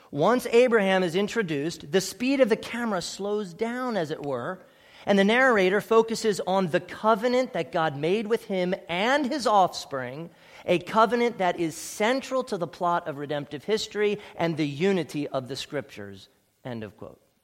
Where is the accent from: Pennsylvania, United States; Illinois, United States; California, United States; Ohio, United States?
Pennsylvania, United States; Ephrata; I was born at Ephrata Community Hospital.